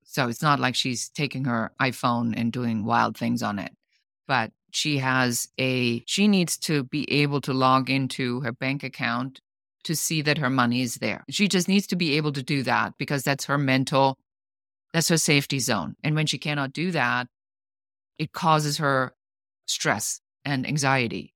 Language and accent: English; Germany; moved away as an adult; now in Los Angeles, United States; I'm originally from Germany. I'm an immigrant. I live now in the United States in Los Angeles